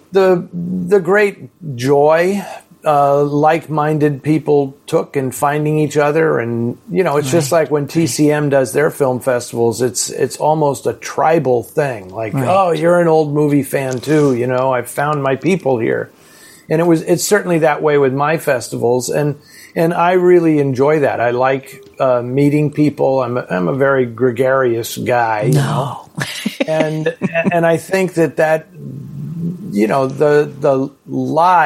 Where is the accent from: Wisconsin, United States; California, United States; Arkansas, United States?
California, United States; San Francisco; where I grew up in San Francisco